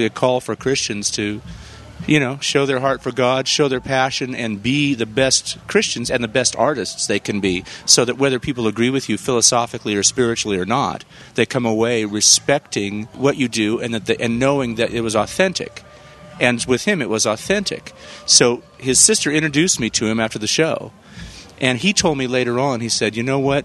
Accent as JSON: {"language": "English", "town": "San Jose", "region": "California", "country": "United States", "tie": "born or raised there", "also_born_or_lived": "Los Angeles", "moved": "as an adult", "said": "my hometown, from San Jose."}